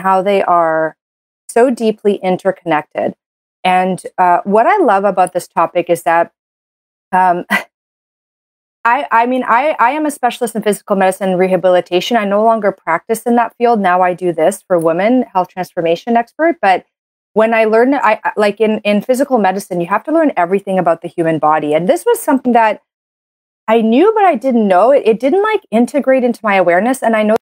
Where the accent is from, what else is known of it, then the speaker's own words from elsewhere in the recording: Canada; I'm a Canadian medical doctor